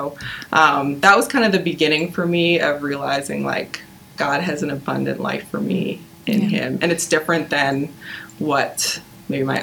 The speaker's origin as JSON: {"language": "English", "town": "Nobleton", "region": "Ontario", "country": "Canada", "tie": "born or raised there", "said": "I grew up in the Greater Toronto Area, in a town called Nobleton"}